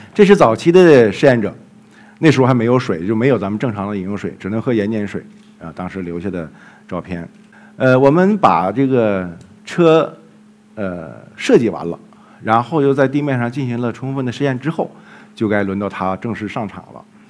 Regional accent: Jilin, China; moved away; 后来我们又到了吉林， 也是我的家乡

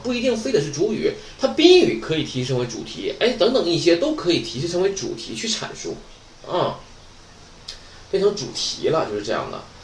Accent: China; 我们中国人

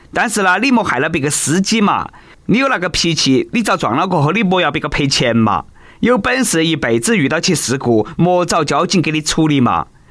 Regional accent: China; 其实老外啦真的是不如我们中国人耐热。

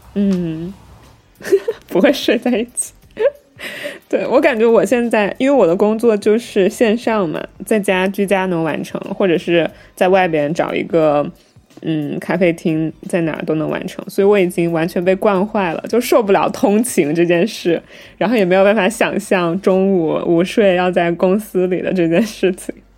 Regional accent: Wuhan, Hubei, China; 因为我是武汉人

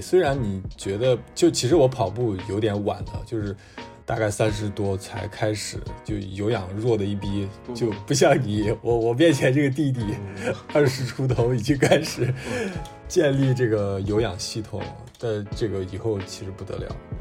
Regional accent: Shaanxi, China; moved away; 因为我是嗯。陕西的

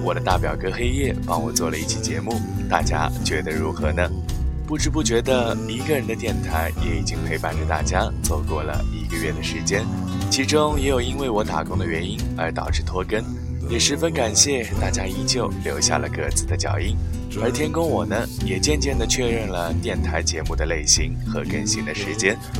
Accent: China; 我们中国人

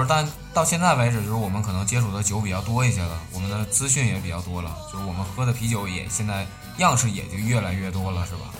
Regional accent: Northeast China, China; 就是像我们在东北来说，就是夏天的时候，我们的撸串是必备的大排档

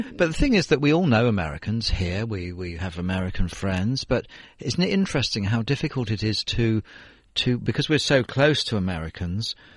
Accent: London, United Kingdom; now in Beijing, China; I'm from London

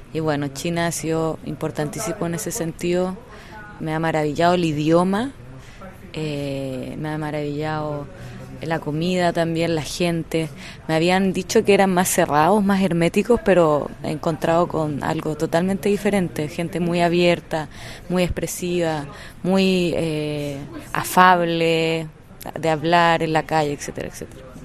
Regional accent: Chile; soy una escritora chilena

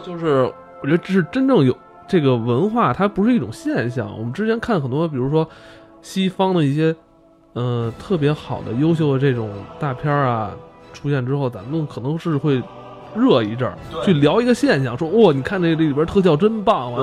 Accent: China

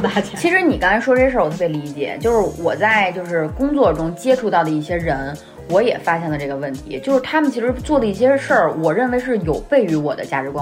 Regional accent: Beijing, China; accent: Beijing accent; 我们的北京腔儿

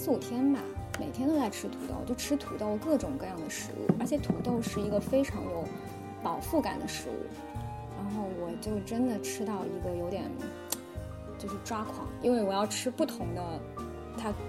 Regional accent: southern China, China; 因为我是南方人，我从小是比较喜欢吃杂碎的，就喜欢吃一些下水的食物

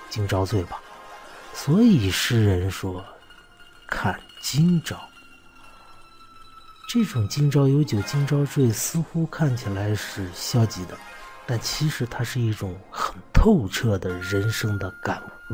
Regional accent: China; 我们中国人

